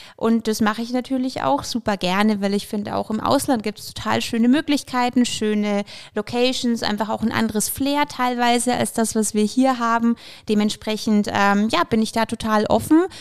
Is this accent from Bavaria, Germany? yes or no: yes; Bamberg, Bavaria, Germany; also born or lived in Ukraine; Ich bin ursprünglich äh, tatsächlich in der Ukraine geboren, bin aber schon in Bamberg seit ich zwei bin, sprich schon schöne 28 Jahre